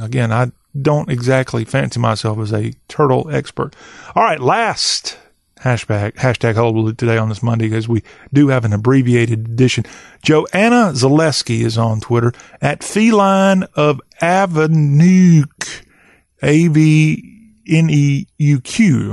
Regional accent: South Carolina, United States; I grew up in the southern part of Carolina

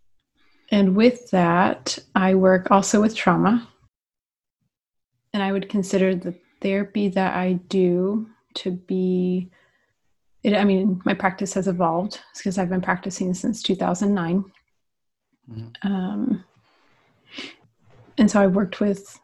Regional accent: west side of Indianapolis, United States; I grew up in the cornfields of Indiana, which is like on the west side of Indianapolis

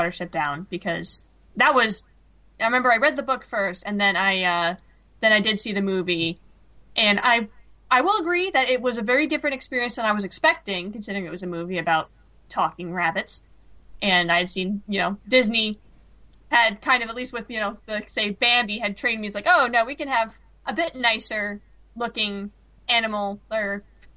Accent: London, United Kingdom; when I was growing up in London.

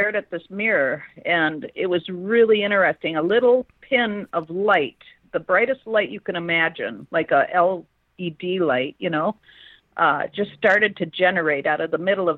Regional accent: Minnesota, United States; I'm from Minnesota.

